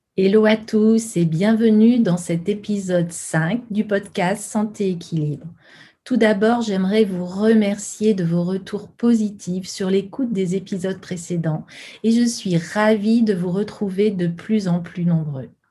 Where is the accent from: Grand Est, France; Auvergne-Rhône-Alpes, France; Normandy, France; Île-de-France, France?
Auvergne-Rhône-Alpes, France; Lyon; sur Lyon, ma ville natale